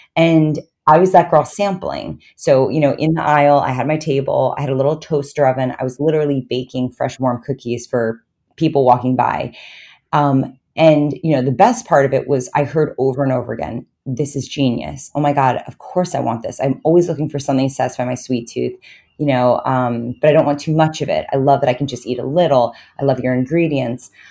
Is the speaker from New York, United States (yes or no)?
yes; New York, United States; I grew up in New York, and I actually went to U S C for college